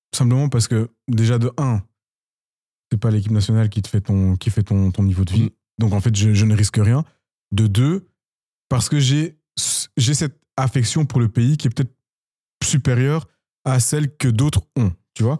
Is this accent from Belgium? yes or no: yes; Belgium; also born or lived in Democratic Republic of the Congo (ancestry); je, suis de nationalité belge, mais en tant qu'amoureux de mon pays d'origine